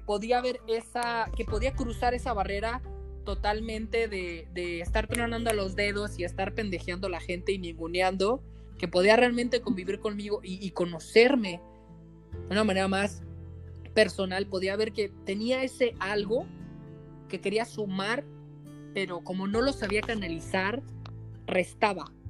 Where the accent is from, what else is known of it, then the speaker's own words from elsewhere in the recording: Sinaloa, Mexico; soy norteño, soy de Sinaloa, me crié en un pueblo mágico